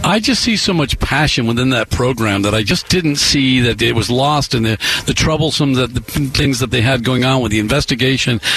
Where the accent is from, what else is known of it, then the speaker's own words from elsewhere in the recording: New York, United States; moved away; I'm the one New Yorker who rooted for the Red Sox